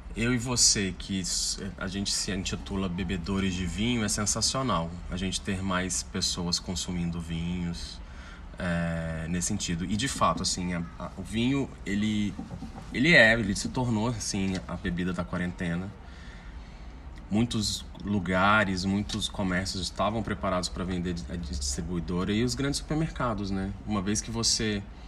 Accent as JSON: {"language": "Portuguese", "country": "Brazil", "said": "a gente é brasileiro"}